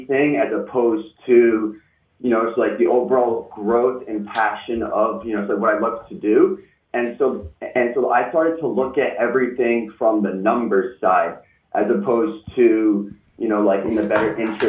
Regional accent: Rhode Island, United States; So I'm from Little Rhode Island.

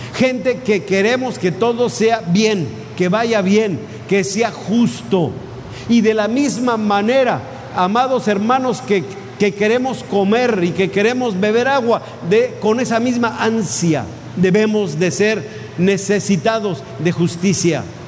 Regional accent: Mexico; ya no soy ciudadano estrictamente hablando de, de aquí de México

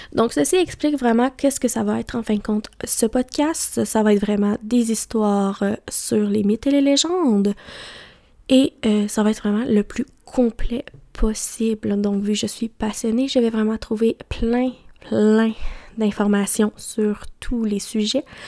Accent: Mauricie, Quebec, Canada; J'ai grandi en Mauricie

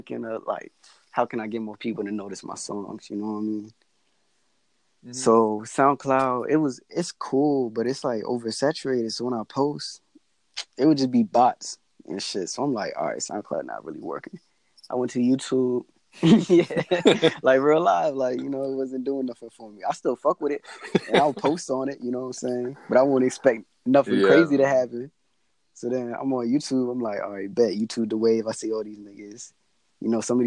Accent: Anne Arundel County, Maryland, United States; I'm from Anne Arundel County

